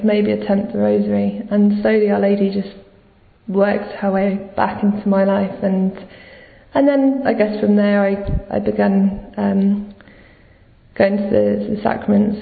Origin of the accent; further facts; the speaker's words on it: London, United Kingdom; I'm 29, I'm from London